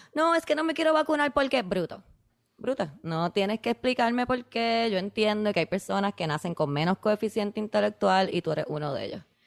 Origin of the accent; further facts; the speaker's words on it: Puerto Rico; yo soy de Puerto Rico